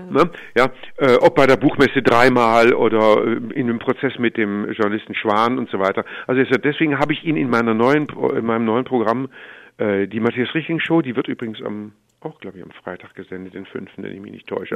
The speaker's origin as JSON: {"language": "German", "town": "Stuttgart", "region": "Baden-Württemberg", "country": "Germany", "said": "ich komme aus Stuttgart"}